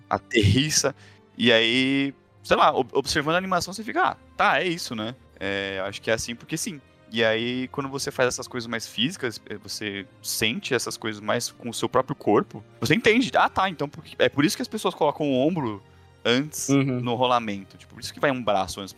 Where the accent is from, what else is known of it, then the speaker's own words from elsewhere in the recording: São Paulo, Brazil; also born or lived in London; Eu sou de São Paulo